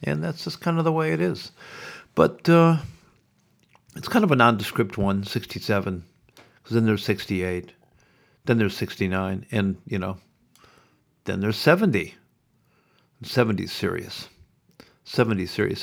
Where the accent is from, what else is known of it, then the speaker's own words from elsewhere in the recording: Sioux City, Iowa, United States; now in Melbourne, Australia; When I grew up in Iowa, in Sioux City